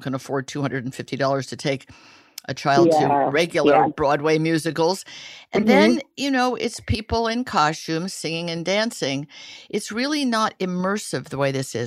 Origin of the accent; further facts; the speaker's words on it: Italy; moved away; I grew up in Italy where there were puppet shows in parks.